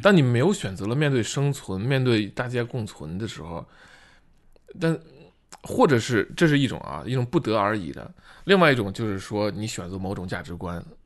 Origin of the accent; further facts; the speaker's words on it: China; 我作为中国人